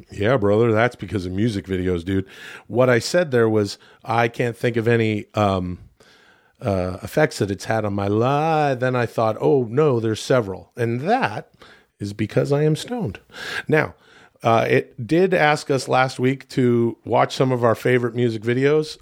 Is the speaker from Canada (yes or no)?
yes; Canada; where I grew up in Canada